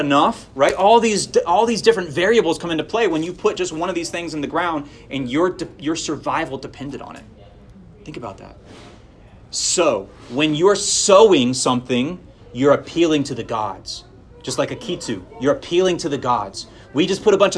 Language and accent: English; Florida, United States; I grew up in Florida